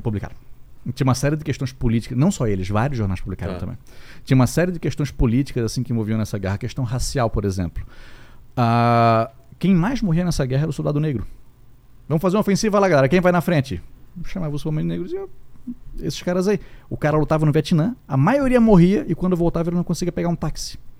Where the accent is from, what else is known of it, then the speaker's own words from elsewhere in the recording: Itajaí, Santa Catarina, Brazil; a gente é de Itajaí, Santa Catarina